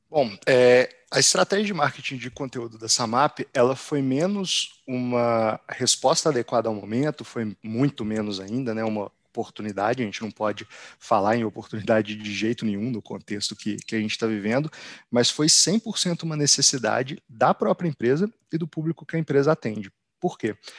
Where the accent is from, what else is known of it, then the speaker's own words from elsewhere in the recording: Belo Horizonte, Minas Gerais, Brazil; moved away as an adult; now in São Paulo, Brazil; sou natural de, de Belo Horizonte, atualmente eu moro em São Paulo.